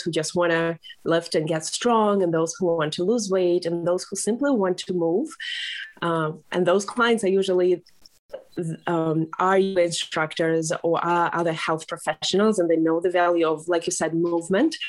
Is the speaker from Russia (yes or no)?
yes; Russia; moved away as an adult; now in Newport, United States; I moved here from Russia, born and raised in Russia